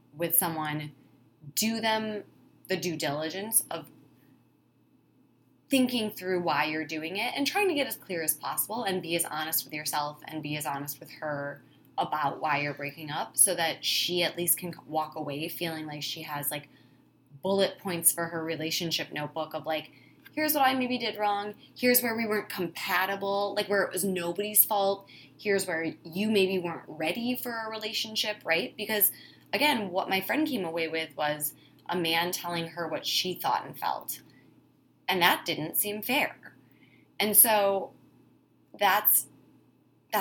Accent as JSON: {"language": "English", "region": "Wisconsin", "country": "United States", "said": "I'm from Wisconsin, it's how you know is when I say the word Wisconsin."}